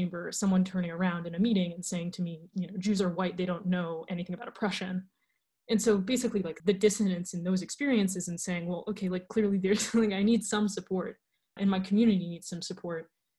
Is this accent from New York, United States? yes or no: yes; New York City, New York, United States; I grew up in New York City, which I like to call, and many other people like to call, the capital of the diaspora, essentially. I grew up in a large Russophone Jewish family. My mother doesn't speak Russian, but my dad's family came from the Soviet Union